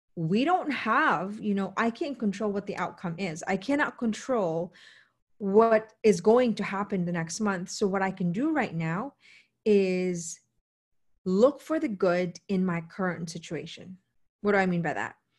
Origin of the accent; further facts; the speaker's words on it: United States; an American